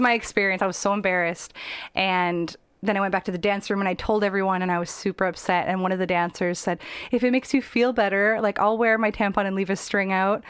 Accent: Abbotsford, British Columbia, Canada; I grew up in Abbotsford as a teenager.

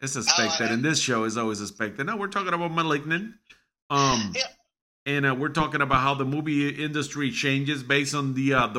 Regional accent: Chicago, Illinois, United States; I'm from Chicago and this and that.

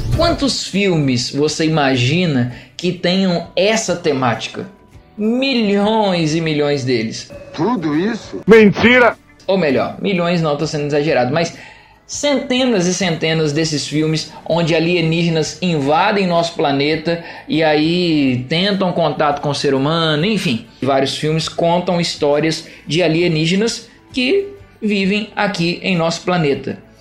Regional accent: Juiz de Fora, Minas Gerais, Brazil; moved away; a minha cidade natal, a todos aqueles que me escutam lá em Juiz de Fora, Minas Gerais.

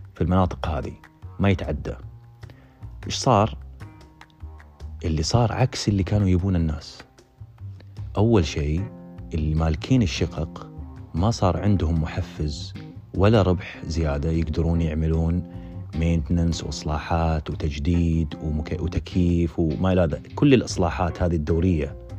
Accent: Saudi Arabia; moved away as an adult; احنا سعوديين

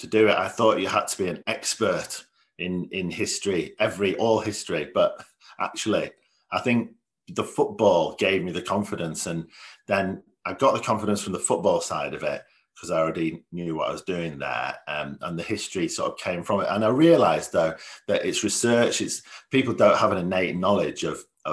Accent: Leeds, Yorkshire and the Humber, United Kingdom; I'm from Leeds.

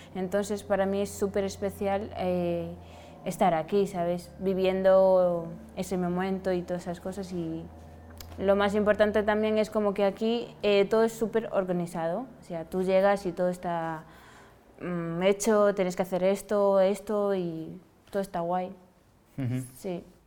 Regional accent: Senegal; now in Spain; soy de Senegal y he llegado aquí

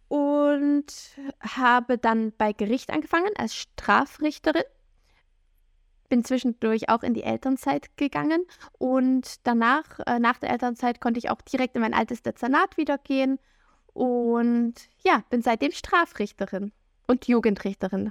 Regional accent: Saxony, Germany; also born or lived in Bavaria; ich komme aus dem Bundesland Sachsen

